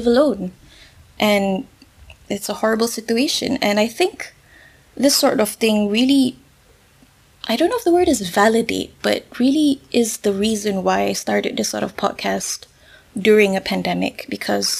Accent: Malaysia; I'm Malaysian myself

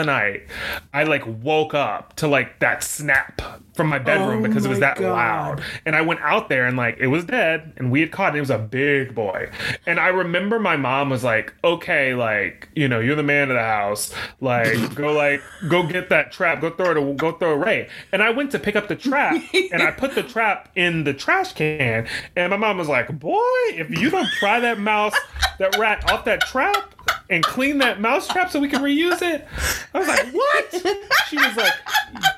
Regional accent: the South, United States; I grew up in the South

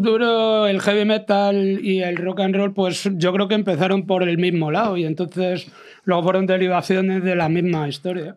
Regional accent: Madrid, Community of Madrid, Spain; todos los que somos de Malasaña, porque siempre ha sido nuestro barrio y lo será siempre, aunque vivamos en otro sitio siempre lo será.

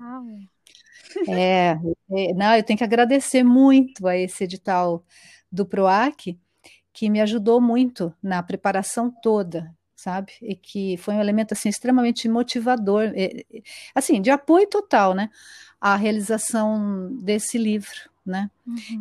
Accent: São Paulo, Brazil; moved away as an adult; also born or lived in Sweden; now in São José do Rio Preto, Brazil; sou paulistana, é, da capital, né? Paulistana é da capital. E, bom, eu passei toda a minha vida lá

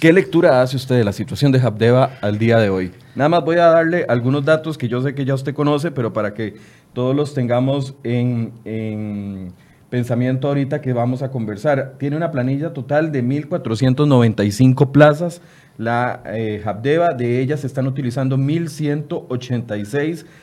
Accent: Costa Rica; como costarricenses

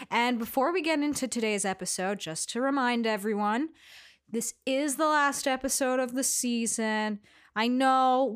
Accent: New York City, New York, United States; I grew up in Astoria

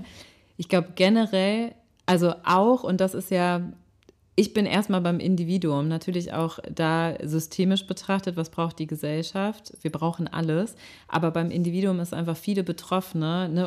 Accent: Rhineland, Germany; moved away as an adult; now in Hamburg, Germany; ich komme aus dem Rheinland, ich bin im Rheinland aufgewachsen

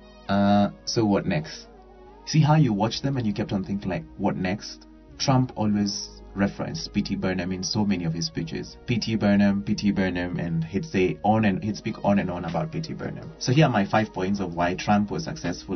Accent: Kenya; I'm a Kenyan

